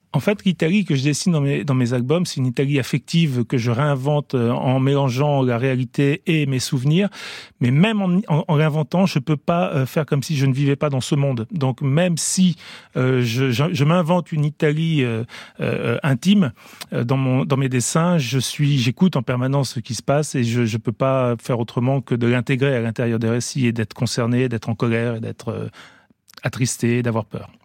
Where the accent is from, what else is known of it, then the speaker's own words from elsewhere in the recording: France; j'ai grandi quand même en France